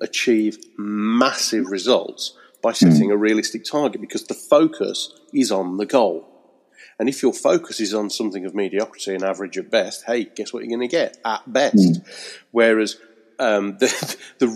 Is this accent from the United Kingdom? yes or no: yes; Birmingham, West Midlands, United Kingdom; moved away as an adult; also born or lived in Wednesbury; now in Eccleshall, United Kingdom; I'm originally a Brummie from Birmingham, but now I escaped the smoke and I live in the rural Staffordshire countryside